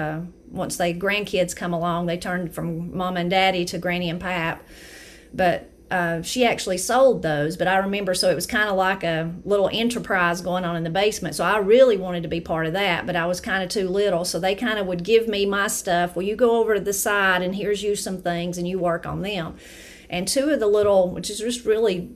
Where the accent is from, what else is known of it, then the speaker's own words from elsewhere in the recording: Brasstown, North Carolina, United States; I'm from Brasstown, North Carolina.